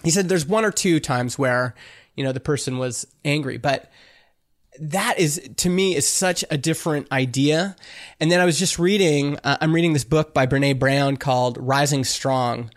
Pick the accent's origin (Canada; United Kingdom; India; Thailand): Canada; I'm Canadian